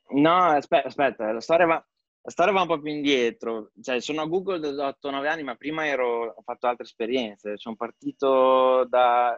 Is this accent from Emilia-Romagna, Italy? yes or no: yes; Pieve di Cento, Emilia-Romagna, Italy; moved away as an adult; also born or lived in London / New York / California; now in Zurich, Switzerland; vengo da Pieve di Cento, in provincia di Bologna